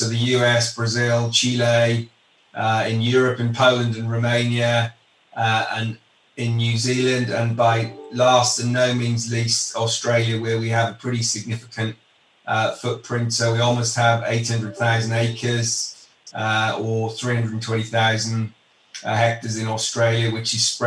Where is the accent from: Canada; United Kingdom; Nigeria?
United Kingdom; moved away as an adult; now in Chicago, United States; I'm from the UK originally